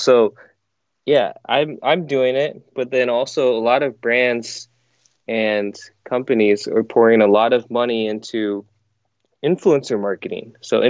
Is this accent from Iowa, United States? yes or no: yes; Iowa, United States; also born or lived in South Korea; So I was born in South Korea and then adopted by my parents in Iowa. So pretty much grew up in Iowa, lived there my whole life.